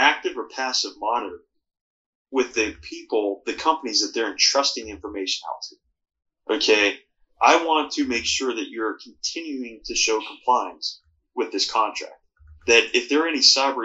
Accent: Pittsburgh, Pennsylvania, United States; where I grew up in Pittsburgh

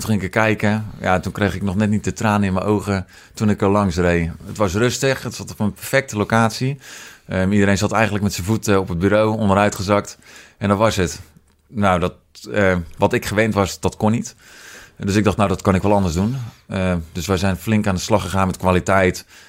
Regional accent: Netherlands; moved away as an adult; also born or lived in United States / Roosendaal; now in Etten-Leur, Netherlands; geboren in Amerika, opgegroeid in uh, eh, Lamuiden

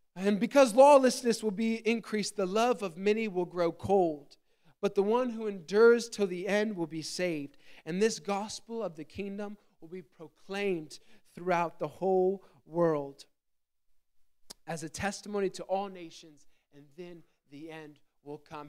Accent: Gettysburg, Pennsylvania, United States; I grew up in Gettysburg, Pennsylvania

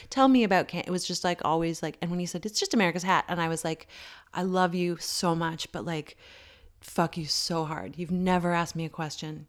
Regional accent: Canada; moved away; me being Canadian

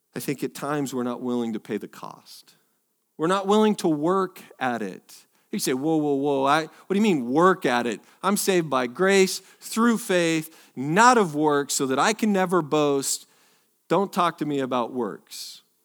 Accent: Northwest, United States; now in Texas, United States; I am technically born from the Northwest

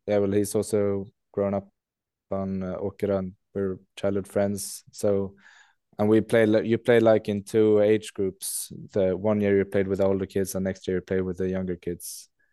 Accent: Leksand, Dalarna County, Sweden; moved away as an adult; also born or lived in England; now in Skellefteå, Sweden; I'm actually born in England, so we moved to Sweden and Leksand when I was four years old

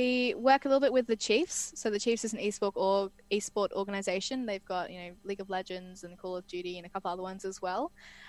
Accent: Atherton Tablelands, Queensland, Australia; now in Brisbane, Australia; I grew up in the Atherton Tablelands.

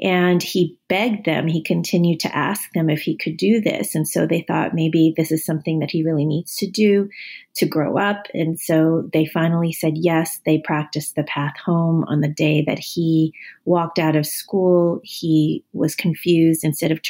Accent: United States; I am Chinese American

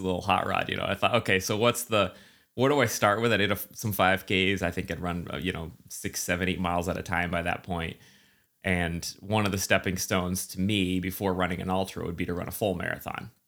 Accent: central New Hampshire, United States; moved away; also born or lived in Boston; grew up in central New Hampshire

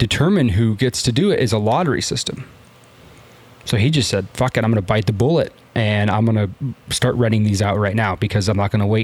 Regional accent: San Diego, California, United States; born or raised there

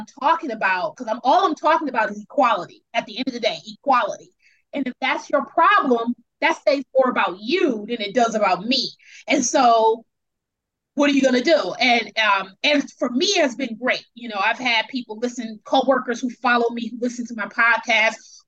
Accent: Milwaukee, Wisconsin, United States; moved away as an adult; now in Seattle, United States; So I'm originally from Wisconsin, which is in the middle of the United States. It's the Midwest. It's very conservative. I'm from Milwaukee, which is a city in Wisconsin

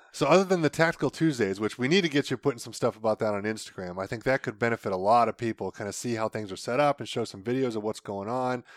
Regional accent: Ohio, United States; I'm from Ohio.

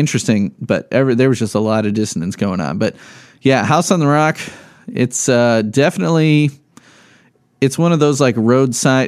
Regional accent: Midwest, United States; love being a Midwesterner

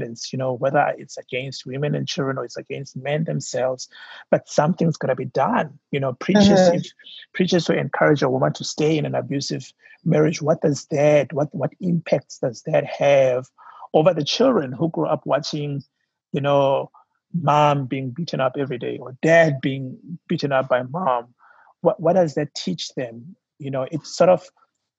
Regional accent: South Africa; my home country, South Africa

